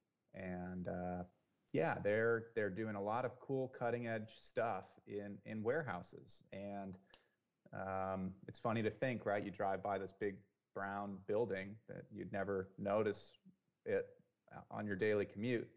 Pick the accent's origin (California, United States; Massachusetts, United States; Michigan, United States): California, United States; Santa Cruz; also born or lived in Silicon Valley, California; I grew up in Santa Cruz, and then I moved into Silicon Valley for, you know, 5 or 6 years